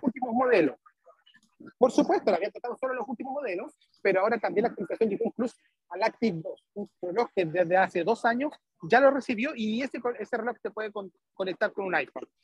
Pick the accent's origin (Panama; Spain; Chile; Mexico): Chile; soy el único de Chile